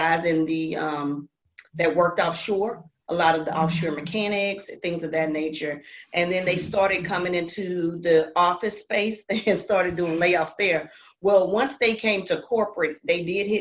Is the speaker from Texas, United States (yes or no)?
yes; Houston, Texas, United States; I'm from Houston, Texas